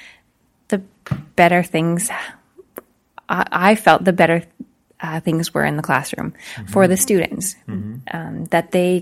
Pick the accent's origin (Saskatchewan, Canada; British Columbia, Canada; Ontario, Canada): Saskatchewan, Canada; Bienfait; moved away as an adult; now in Meadow Lake, Canada; I was born and raised in Beanfait, Saskatchewan